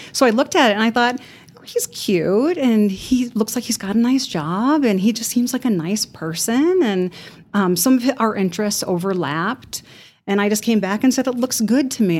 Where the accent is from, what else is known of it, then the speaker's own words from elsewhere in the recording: Chicago, Illinois, United States; moved away as an adult; now in Amarillo, United States; I am originally from Chicago